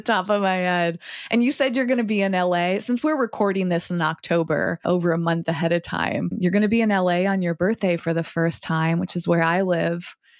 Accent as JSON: {"language": "English", "region": "Massachusetts", "country": "United States", "tie": "born or raised there", "said": "I grew up in Massachusetts, where I'm currently recording from today"}